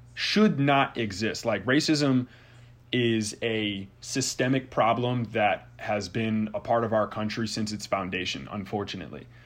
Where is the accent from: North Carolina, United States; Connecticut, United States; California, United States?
Connecticut, United States; Southington; my hometown, actually, and, and shout out to Southington, Connecticut.